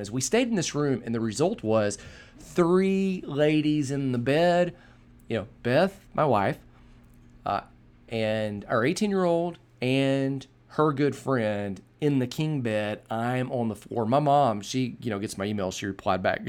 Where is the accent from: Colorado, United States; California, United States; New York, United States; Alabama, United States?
Alabama, United States; Birmingham; also born or lived in Texas; we moved from Texas to Birmingham, Alabama, uh, from the summer of my fourth grade year to start my fifth grade year